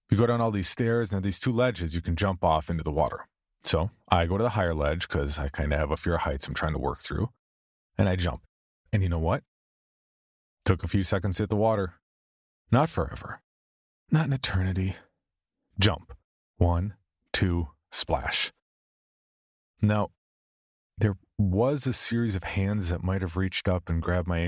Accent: the South, United States; accent: southern; And don't even come at me about my southern accent.

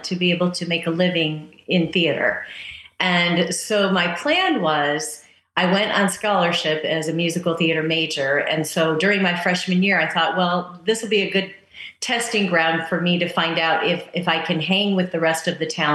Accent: Rockford, Illinois, United States; I'm from Rockford, which is a town outside of Chicago.

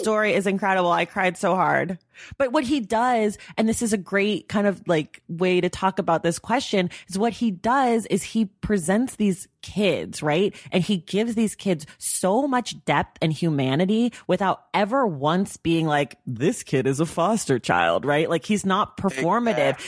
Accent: Oakland, California, United States; I'm from Oakland, so I've been a Warriors fan my whole life

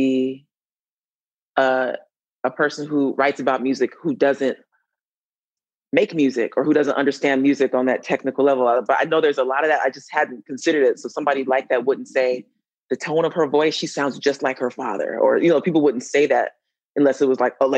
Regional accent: Atlanta, Georgia, United States; I'm from Atlanta.

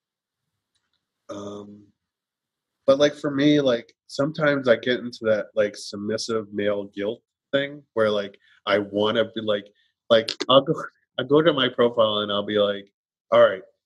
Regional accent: New York, United States; I'm from New York

